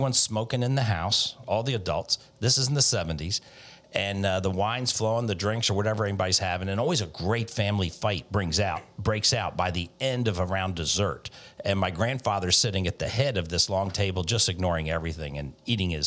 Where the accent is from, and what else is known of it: Cincinnati, Ohio, United States; born or raised there